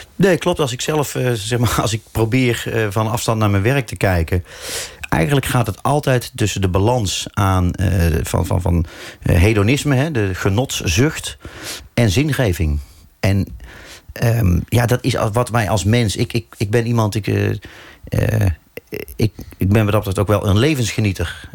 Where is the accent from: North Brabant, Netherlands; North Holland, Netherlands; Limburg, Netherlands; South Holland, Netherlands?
North Brabant, Netherlands; moved away as an adult; now in Amsterdam, Netherlands; Maar ik voel me absoluut ook Brabander.